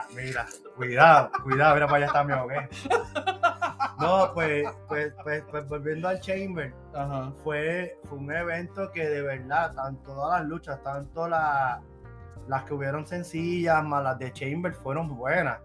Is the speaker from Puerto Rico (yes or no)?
yes; Puerto Rico; now in Virginia, United States; somos de Puerto Rico